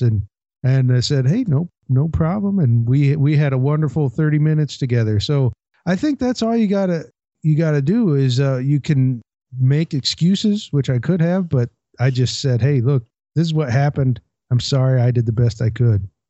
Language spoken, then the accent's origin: English; Port Townsend, Washington, United States; my hometown of Port Townsend